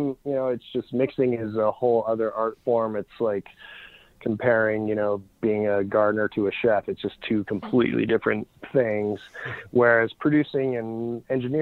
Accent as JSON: {"language": "English", "country": "Canada", "said": "I'm Canadian"}